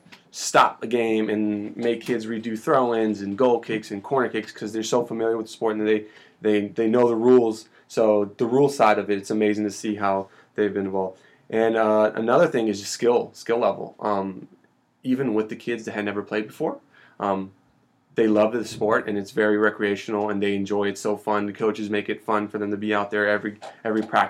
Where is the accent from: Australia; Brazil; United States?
Brazil; moved away; I'm from Brazil